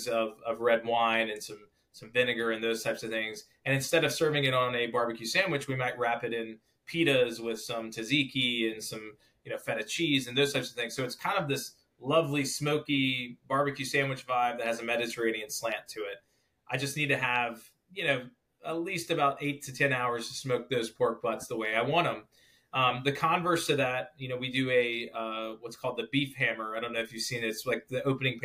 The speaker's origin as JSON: {"language": "English", "region": "Georgia", "country": "United States", "tie": "born or raised there", "said": "I grew up in Georgia"}